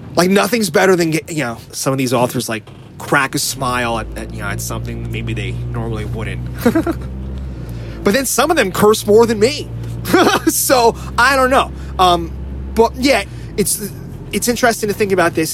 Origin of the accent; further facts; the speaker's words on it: New Jersey, United States; moved away; also born or lived in New York; I grew up in North Jersey